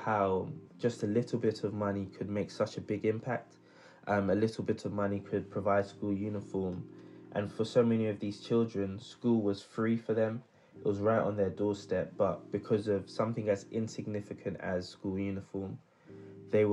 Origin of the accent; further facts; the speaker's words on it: London, United Kingdom; also born or lived in Midlands; I was born and raised in South London.